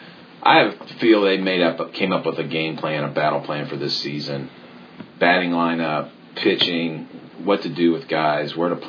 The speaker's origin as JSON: {"language": "English", "town": "Dayton", "region": "Ohio", "country": "United States", "tie": "born or raised there", "said": "I grew up in Dayton area"}